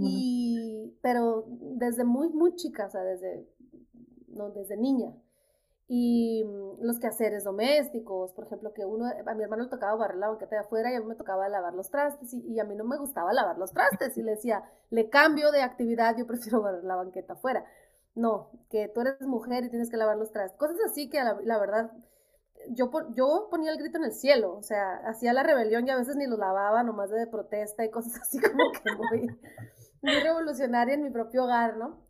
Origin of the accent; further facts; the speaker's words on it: Nogales, Sonora, Mexico; moved away as an adult; also born or lived in Guadalajara; now in New York, United States; yo crecí mi casa estaba en Nogales, Sonora y sigue estando ahí